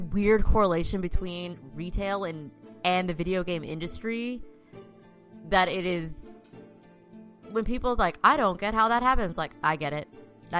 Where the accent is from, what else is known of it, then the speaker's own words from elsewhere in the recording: Dallas, Texas, United States; I'm in Dallas